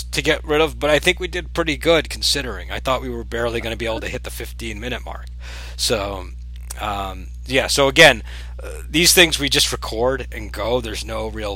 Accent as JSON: {"language": "English", "region": "Northeast", "country": "United States", "also_born_or_lived": "West Coast", "said": "I'm from the Northeast."}